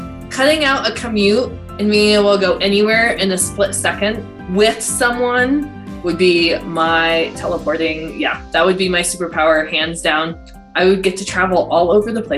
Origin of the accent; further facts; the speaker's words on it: Denver, Colorado, United States; moved away as an adult; also born or lived in San Antonio, Texas; now in Colorado Springs, United States; I am from Denver, Colorado